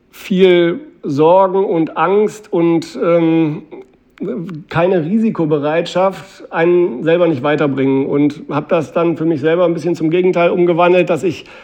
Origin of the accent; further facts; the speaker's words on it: Mülheim an der Ruhr, North Rhine-Westphalia, Germany; in meiner Heimatstadt Mülheim